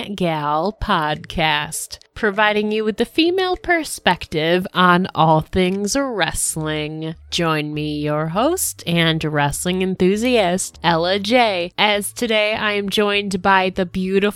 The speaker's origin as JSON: {"language": "English", "town": "Buffalo", "region": "New York", "country": "United States", "said": "I'm actually from the way other side of New York State, like Western New York."}